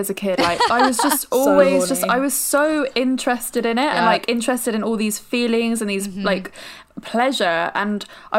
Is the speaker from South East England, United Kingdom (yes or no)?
yes; Brighton, South East England, United Kingdom; growing up in Brighton definitely was one of the reasons that I was able to be so open about it, because Brighton is like probably one of the most woke places in the UK, because it is our gay capital.